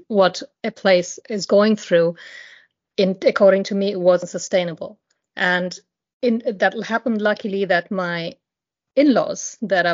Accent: India; moved away; I grew up in India, and poverty is something that I saw every day

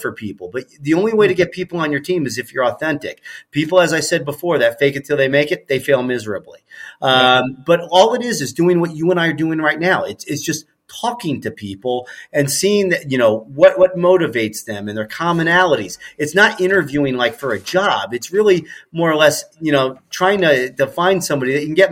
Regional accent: Ohio, United States; growing up in Ohio

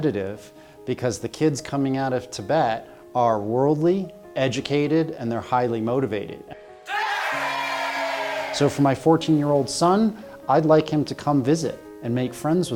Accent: New Hampshire, United States; moved away as an adult; now in China; When I was a school child in New Hampshire

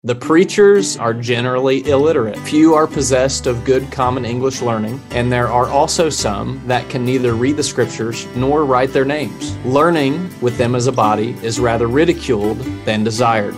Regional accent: Appalachia, United States; also born or lived in Scotland / Cambridge, England; as an Appalachian

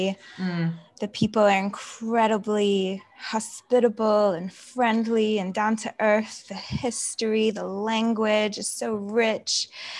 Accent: Mississippi, United States; moved away as an adult; also born or lived in United Kingdom / Wales / London; now in Florida, United States; My dad's American. My mother's English. I was born in Mississippi, the deep south of the United States. But then when I was 19 years old, I moved to the UK.

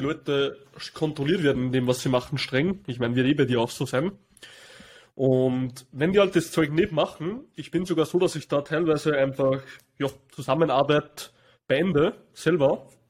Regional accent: Austria; bei uns in Österreich

